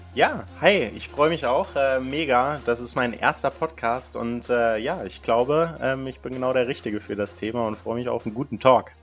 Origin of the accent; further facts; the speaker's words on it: Kassel, Hesse, Germany; moved away; Ich komme aus Kassel ursprünglich